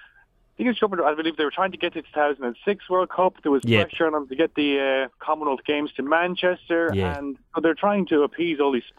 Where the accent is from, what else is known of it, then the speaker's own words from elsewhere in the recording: Ireland; as an Irishman